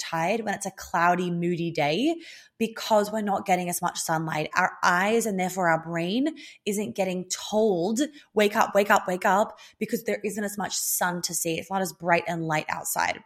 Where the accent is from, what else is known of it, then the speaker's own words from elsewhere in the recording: Australia; moved away; being Australian, um, and spending fourteen years of my life in Australia